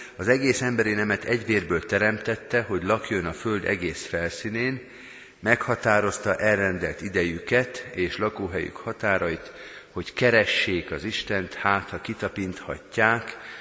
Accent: Hungary; mi magyarként

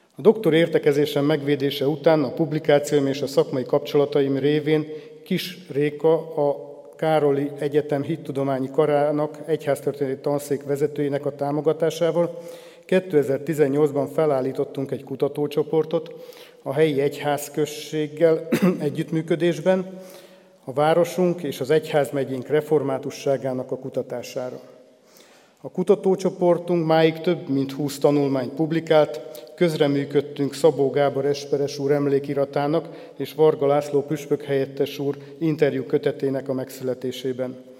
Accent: Jászkarajenő, Pest, Hungary; also born or lived in Nagykőrös; Jászkora Jenői római katolikus falusi családba születtem, ahol a vallásos nevelés magától értetődő volt. A falu református negyedében a református templom és a parókia között van a szüleim háza, így gyermekkoromtól volt némi kapcsolatom a reformátusokkal

